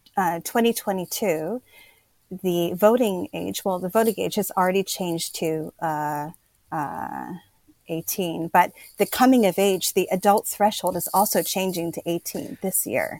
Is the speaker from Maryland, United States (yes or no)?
no; Pennsylvania, United States; moved away as an adult; now in Kyoto, Japan; I'm originally from Pennsylvania in the United States